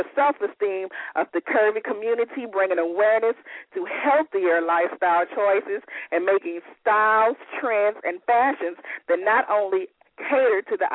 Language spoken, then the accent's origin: English; the South, United States; I'm from the South